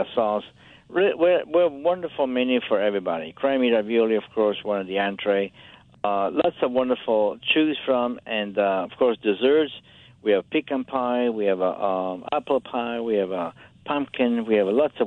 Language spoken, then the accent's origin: English; Italy; moved away; I grew up in Italy, as you know, we like opera.